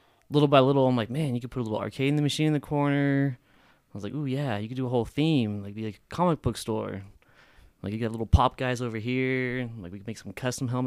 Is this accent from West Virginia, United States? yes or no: no; Reno, Nevada, United States; also born or lived in Sparks, Nevada; I'm born and raised right here in Reno, Nevada